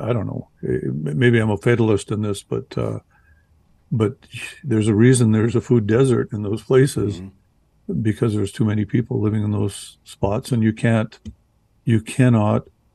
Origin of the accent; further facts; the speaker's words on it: Canada; I'm from Canada